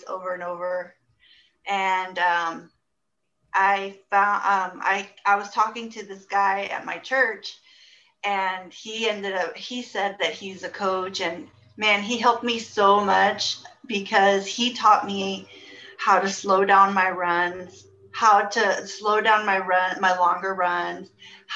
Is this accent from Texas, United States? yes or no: yes; Houston, Texas, United States; also born or lived in Spring, Texas; I grew up here in Houston, North Houston mostly. And I lived in the Klein area most of my life